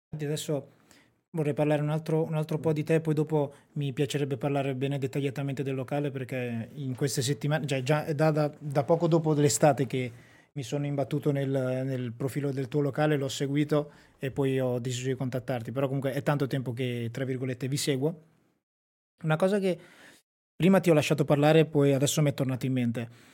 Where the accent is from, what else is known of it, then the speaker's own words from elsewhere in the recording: Sassuolo, Emilia-Romagna, Italy; moved away; also born or lived in Rovato; Io sono di Sassuolo, un paese vicino a Modena